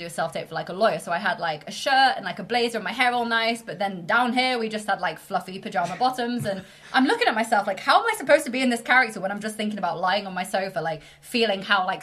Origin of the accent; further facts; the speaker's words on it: York, Yorkshire and the Humber, United Kingdom; I'm originally from York. I don't have the accent. My parents have very strong northern accents.